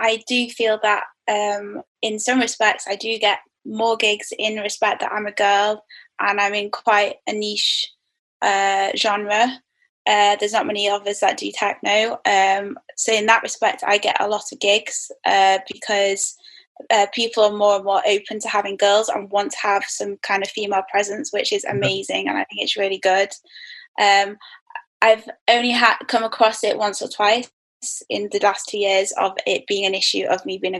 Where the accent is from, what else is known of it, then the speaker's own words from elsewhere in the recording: Manchester, North West England, United Kingdom; moved away; Just due to my day job as a designer. So yeah, I'm back in my hometown